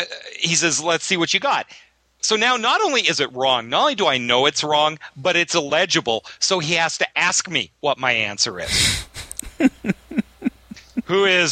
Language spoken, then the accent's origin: English; Canada; now in United States; I'm Canadian.